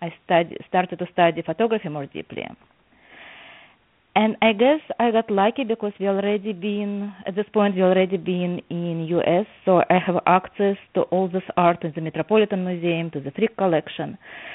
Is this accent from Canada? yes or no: no; Odesa, Odesa Oblast, Ukraine; now in New Jersey, United States; As you mentioned, I live right now in New Jersey, but I came here from Odessa, Ukraine, and I never learned art.